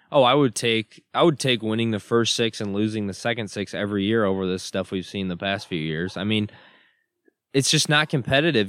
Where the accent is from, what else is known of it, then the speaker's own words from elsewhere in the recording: Michigan, United States; moved away; growing up in Michigan, I got a lot of Michigan State buddies